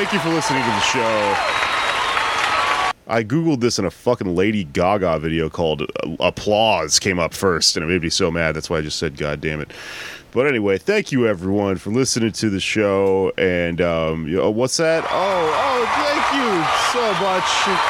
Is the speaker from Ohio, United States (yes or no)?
no; Houston, Texas, United States; Come on out if you're in Houston, in my hometown.